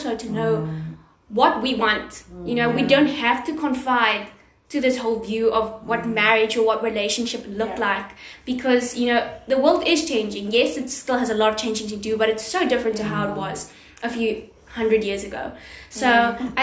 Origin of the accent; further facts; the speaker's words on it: South Africa; first language English; being at a university that's predominantly Afrikaans